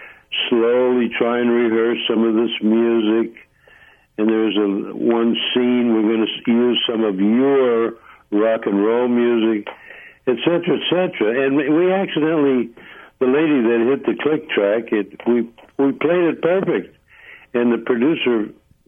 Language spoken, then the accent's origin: English; Holyoke, Massachusetts, United States; moved away; also born or lived in Hartford, Connecticut; I'm originally from Massachusetts.